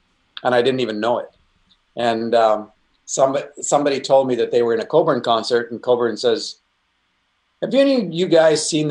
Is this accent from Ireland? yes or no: no; Canada; Being a Canadian